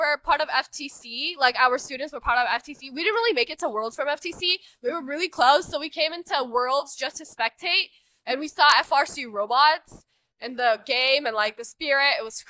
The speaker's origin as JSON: {"language": "English", "town": "Dallas", "region": "Texas", "country": "United States", "said": "We're from Texas, Dallas."}